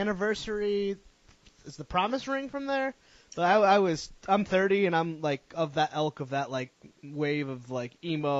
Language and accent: English; Connecticut, United States; moved away as an adult; now in Providence, United States; I grew up in Connecticut, so I moved here about 4 years ago. And I'm actually in Providence, so I'm in the capital.